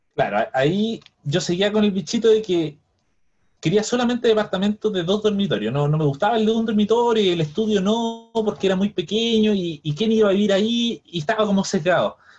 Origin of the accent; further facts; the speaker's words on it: Viña del Mar, Valparaíso, Chile; now in Santiago, Chile; yo que vengo de Viña